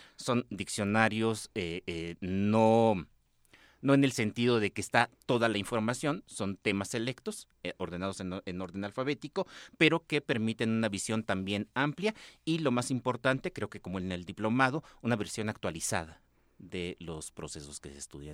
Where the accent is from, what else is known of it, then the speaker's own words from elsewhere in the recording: northern Mexico, Mexico; soy del norte de México